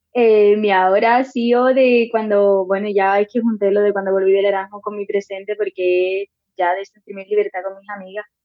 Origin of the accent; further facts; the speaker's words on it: Cádiz, Andalusia, Spain; moved away; cuando volví para celebrar las navidades en Cádiz